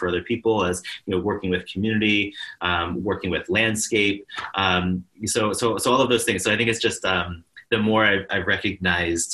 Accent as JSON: {"language": "English", "town": "Spokane", "region": "Washington", "country": "United States", "tie": "born or raised there", "said": "I grew up in Spokane, Washington, which is a very small Jewish community"}